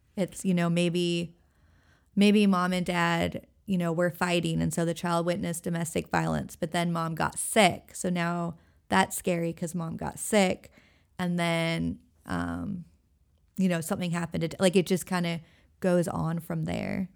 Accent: Everett, Washington, United States; moved away as an adult; also born or lived in Sitka, Alaska / Hawaii / Oregon; now in Elizabeth City, United States; I grew up in Washington State, and I went to college in Sitka, Alaska.

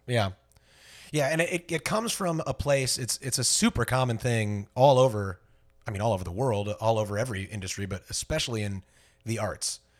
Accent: Fort Myers, Florida, United States; born or raised there

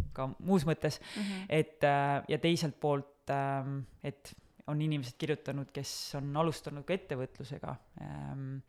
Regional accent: Kose, Harju County, Estonia; kui sa kasvad üles kuskil väikeses külas, nagu mina kasvasin Kosel

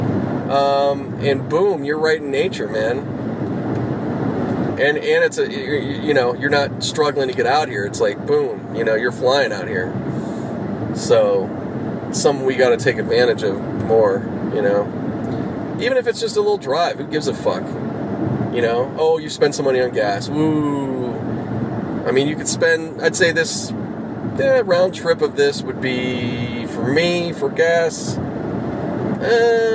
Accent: Pittsburgh, Pennsylvania, United States; now in California, United States; growing up in Pittsburgh

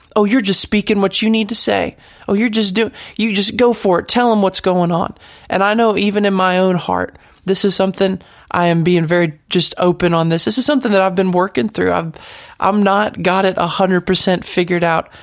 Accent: United States; As an American

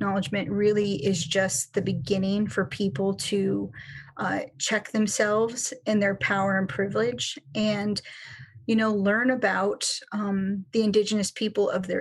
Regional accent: Kenai Peninsula, Alaska, United States; So I am Alaska Native. I'm an Otna person. And I grew up on the Kenai Peninsula

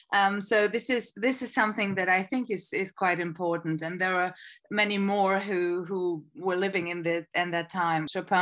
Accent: Poland; also born or lived in Germany; now in London, United Kingdom; I'm Polish. I was born and raised in Poland. At one point, I moved to Germany with my parents, where I finished my degrees and studied music. And now I'm living in London

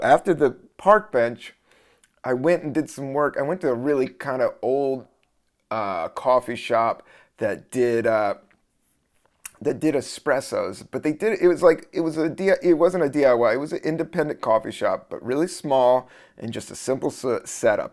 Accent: the South, United States; I'm from the South

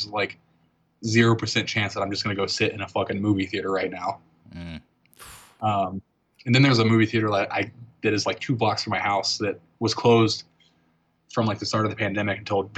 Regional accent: Virginia Beach, Virginia, United States; moved away; I grew up in Virginia Beach on the East Coast when I was a kid

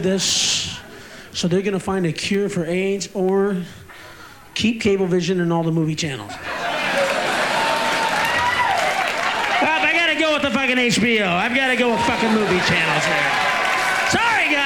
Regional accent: Illinois, United States; I'm from Illinois. From the Midwest

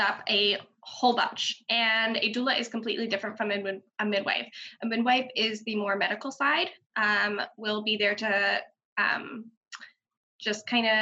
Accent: Baltimore, Maryland, United States; now in Forest Hill, United States; where I grew up, which is Arcadia, Lauraville area in Hamilton, Baltimore City

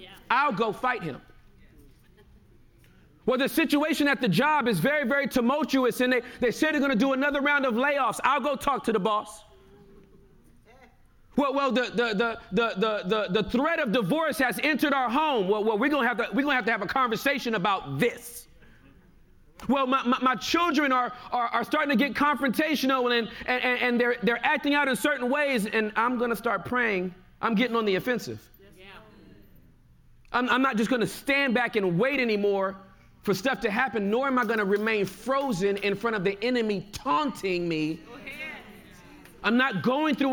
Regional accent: Inglewood, California, United States; I'm from California. Southern California. Inglewood, California

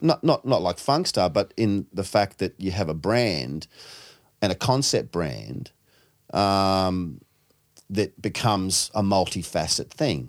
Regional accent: New Zealand; now in Sydney, Australia; being a Kiwi

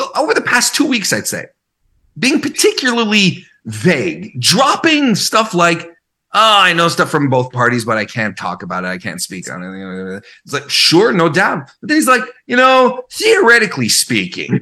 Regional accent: Canada; I'm Canadian.

